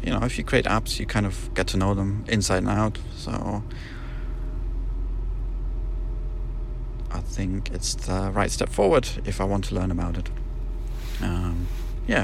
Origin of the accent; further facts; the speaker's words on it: Germany; accent: German; my German accent